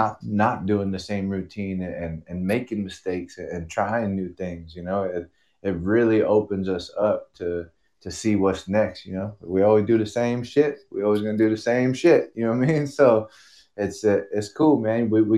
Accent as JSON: {"language": "English", "town": "Long Beach", "region": "California", "country": "United States", "said": "I'm originally from Long Beach, California."}